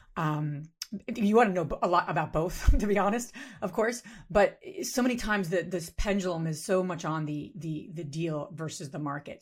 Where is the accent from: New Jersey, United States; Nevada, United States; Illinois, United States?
New Jersey, United States; now in Pennsylvania, United States; I grew up in New Jersey, you know, as a Jersey girl